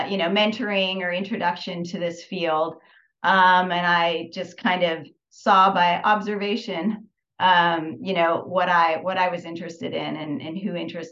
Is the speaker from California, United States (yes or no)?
yes; Northern California, United States; also born or lived in Albuquerque, New Mexico; I grew up in Northern California, about 40 minutes south of San Francisco